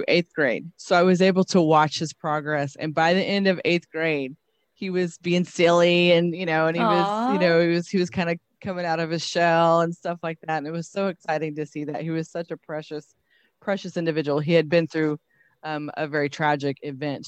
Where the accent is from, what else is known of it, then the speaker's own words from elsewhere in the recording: Oklahoma, United States; I've been born and raised in Oklahoma.